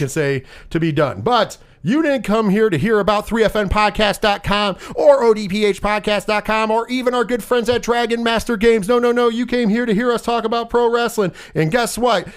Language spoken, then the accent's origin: English; Northeast, United States; we're from the Northeast.